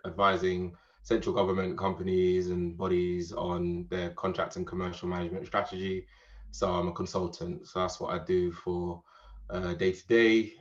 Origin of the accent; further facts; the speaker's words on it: Jamaica; moved away as an adult; now in United Kingdom; I'm born British, but I grew up in Jamaica. So moved to Jamaica when I was about seven years old. Pretty much my foundation years were spent in Jamaica.